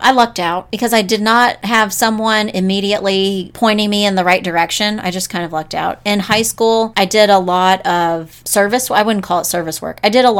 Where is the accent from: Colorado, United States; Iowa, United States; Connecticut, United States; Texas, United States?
Texas, United States; North; moved away as an adult; So I'm from Texas, North Texas. Mm-hmm. And I went to North Texas.